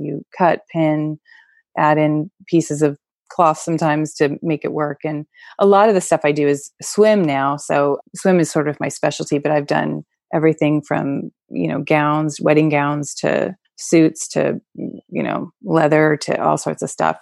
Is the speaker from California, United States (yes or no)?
yes; California, United States; also born or lived in New York; I was born not in California, but basically, most of my growing up years were in California.